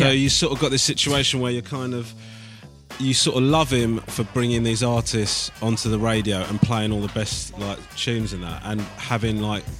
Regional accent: United Kingdom; by dint of me being British

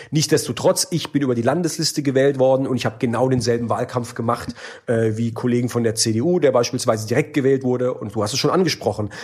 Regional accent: Heidelberg, Baden-Württemberg, Germany; in Heidelberg, wo ich herkomme

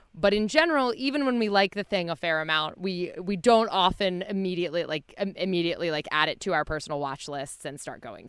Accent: New Jersey, United States; growing up in New Jersey

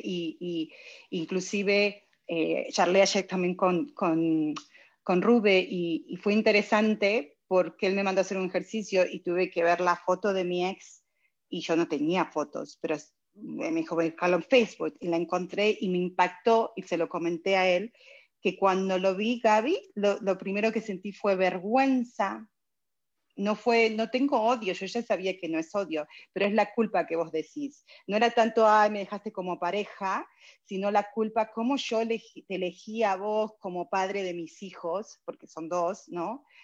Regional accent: Argentina; now in United States; Yo soy argentina, vine hace 29 años acá

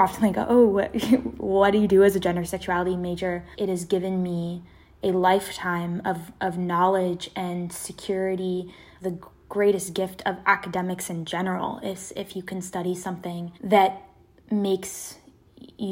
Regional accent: Seattle, Washington, United States; born or raised there

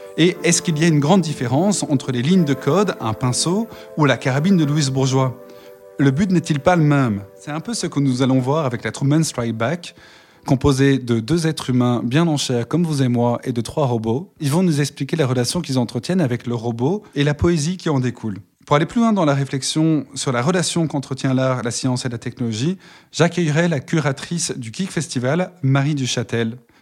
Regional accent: Brussels, Brussels-Capital Region, Belgium; Alors moi, je viens de Bruxelles

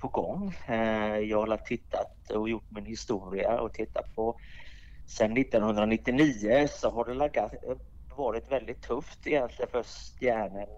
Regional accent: Gothenburg, Västra Götaland, Sweden; moved away as an adult; also born or lived in Davos, Switzerland; now in Switzerland; Jag är ursprungligen från Göteborg i Sverige

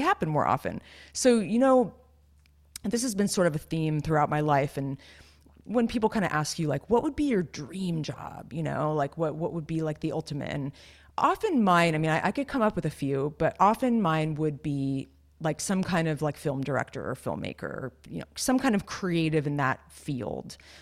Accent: near Santa Cruz, California, United States; I grew up near Santa Cruz

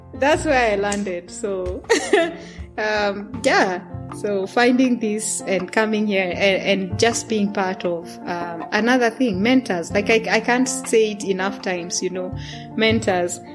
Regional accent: Kenya; English is a second language; moved away as an adult; now in Sweden

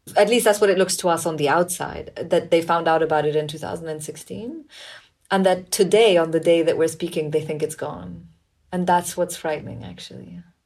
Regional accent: Pakistan; growing up in Pakistan

